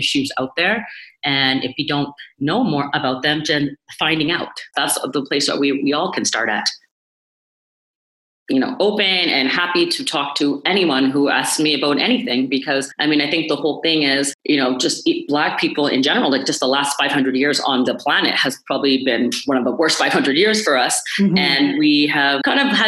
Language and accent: English; Toronto, Ontario, Canada; I was born in Toronto, oldest of four kids. I went to Catholic school my whole life in North York, in York Region.